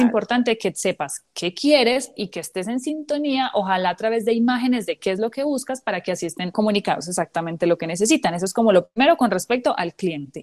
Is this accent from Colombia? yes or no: yes; San Carlos, Antioquia, Colombia; mi pueblo San Carlos